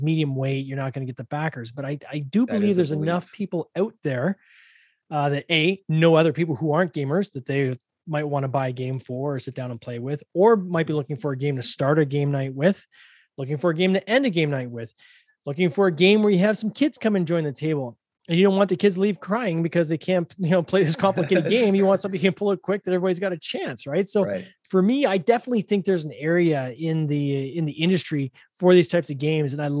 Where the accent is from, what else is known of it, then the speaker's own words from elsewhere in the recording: Canada; I'm Canadian